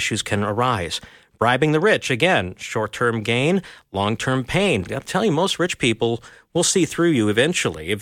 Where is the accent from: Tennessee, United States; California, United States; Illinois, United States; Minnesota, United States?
Minnesota, United States; I'm a Minnesotan, which is kind of a colder northern part of the U.S.